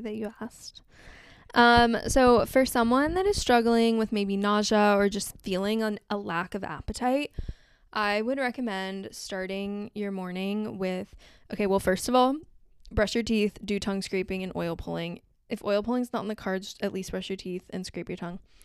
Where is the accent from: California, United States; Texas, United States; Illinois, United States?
California, United States; Southern; growing up in Southern California